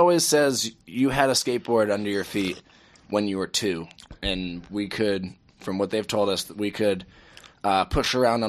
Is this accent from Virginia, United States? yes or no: no; Old Orchard Beach, Maine, United States; also born or lived in Newburyport, Massachusetts; We're from Southern Maine, Old Orchard Beach.